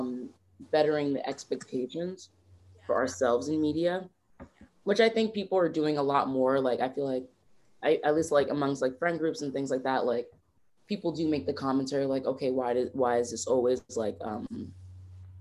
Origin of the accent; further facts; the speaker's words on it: New York City, New York, United States; I'm from Harlem